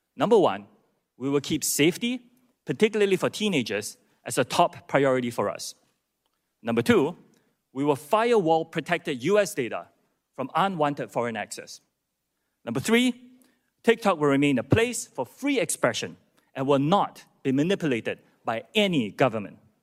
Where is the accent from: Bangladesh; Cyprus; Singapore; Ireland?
Singapore; moved away as an adult; also born or lived in United Kingdom / United States; I'm from Singapore. That's where I was born, that's where my parents. And after serving in Singapore's military